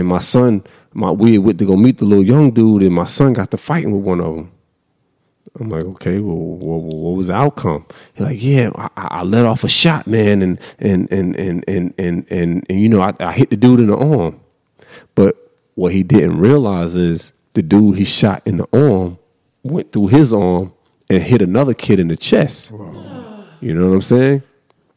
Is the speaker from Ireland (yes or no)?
no; Raleigh, North Carolina, United States; I'm from Raleigh